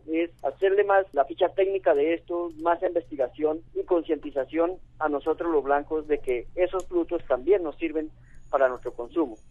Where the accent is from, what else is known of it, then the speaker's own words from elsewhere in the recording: Colombia; nosotros como colombianos